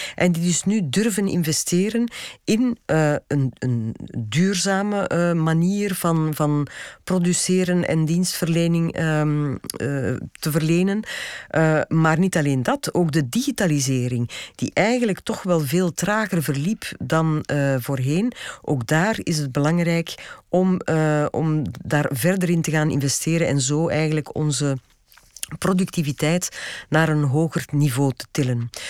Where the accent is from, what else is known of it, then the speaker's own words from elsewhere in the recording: Belgium; wij als Belgen